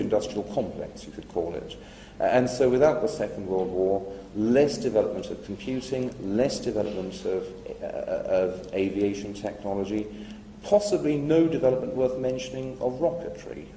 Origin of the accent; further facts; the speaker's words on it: England, United Kingdom; as an Englishman